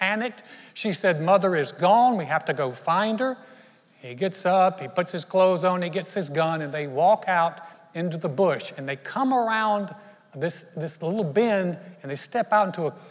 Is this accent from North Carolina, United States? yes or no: yes; North Carolina, United States; I grew up in North Carolina, very Southern town